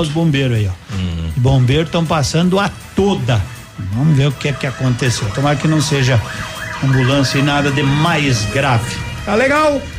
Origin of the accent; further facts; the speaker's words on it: Nova Prata, Rio Grande do Sul, Brazil; now in Pato Branco, Brazil; Eu nasci em Nova Prata.